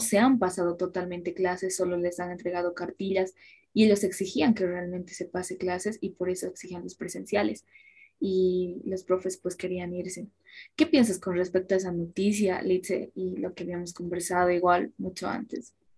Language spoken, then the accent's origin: Spanish; Independencia, Cochabamba, Bolivia; específicamente no nos hemos criado en la ciudad como tal, sino que en un municipio, el de Independencia